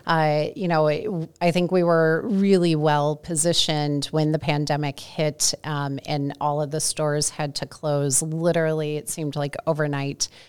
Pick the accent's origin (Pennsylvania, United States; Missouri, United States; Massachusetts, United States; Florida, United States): Missouri, United States; St. Louis; moved away as an adult; also born or lived in Indiana / Ohio; now in Minneapolis, United States; I am a Midwesterner. I grew up in Saint Louis